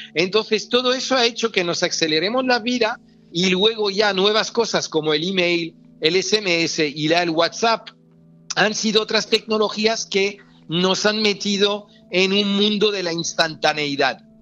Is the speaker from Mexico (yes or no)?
no; France; accent: French; moved away as an adult; also born or lived in Extremadura (family); now in Spain; me siento muy español, aunque con una cultura, una cultura francesa por haber nacido allí, estudiado allí, tener mucha gente allí